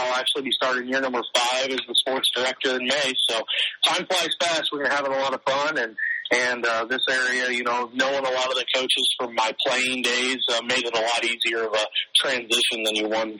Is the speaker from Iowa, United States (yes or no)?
yes; Osceola, Iowa, United States; also born or lived in Forest City, Iowa; I'm actually from Osceola, which is 33 miles to the east of Creston. Originally from there, born, raised, and went to school there. I still live in Osceola, actually, as well.